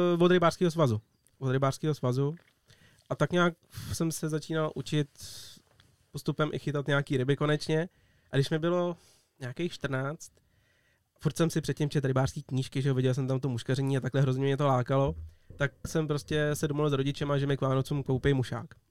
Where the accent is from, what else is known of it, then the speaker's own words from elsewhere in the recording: Czechia; tady u nás na Sázavě